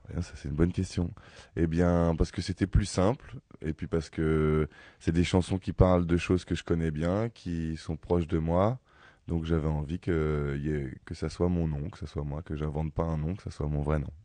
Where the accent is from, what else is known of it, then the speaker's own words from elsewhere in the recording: Ivry-sur-Seine, Île-de-France, France; je suis né à Ivry, j'ai grandi à Ivry